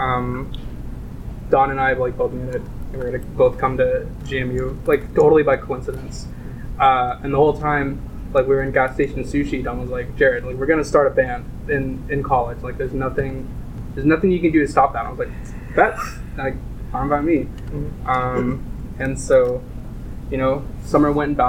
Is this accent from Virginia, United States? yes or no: yes; Williamsburg, Virginia, United States; We met in high school. We're both from Williamsburg, Virginia